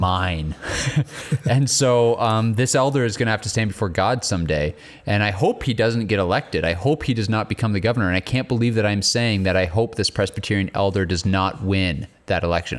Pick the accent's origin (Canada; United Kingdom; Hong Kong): United Kingdom; England; I'm an English guy